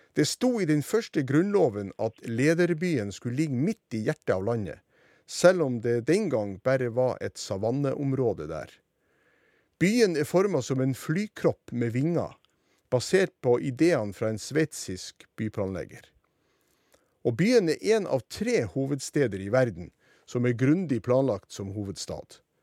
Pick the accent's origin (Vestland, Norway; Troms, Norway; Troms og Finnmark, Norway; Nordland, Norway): Nordland, Norway; Sortland; kinoen på Sortland, der jeg gikk på videregående skole den tida